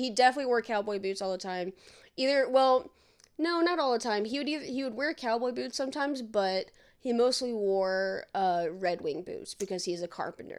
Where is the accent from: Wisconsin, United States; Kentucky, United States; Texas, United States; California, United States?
Kentucky, United States; Campbellsville; also born or lived in Indianapolis, Indiana; now in Boston, United States; when I first moved from Kentucky, like my hometown, to Indianapolis.